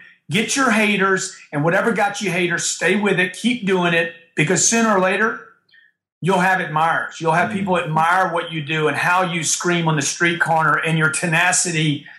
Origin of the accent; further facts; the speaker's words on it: Louisiana, United States; where I grew up in Louisiana